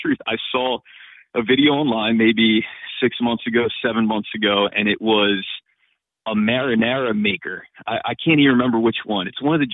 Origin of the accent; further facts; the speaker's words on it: Philadelphia, Pennsylvania, United States; being a Philadelphian, being from this area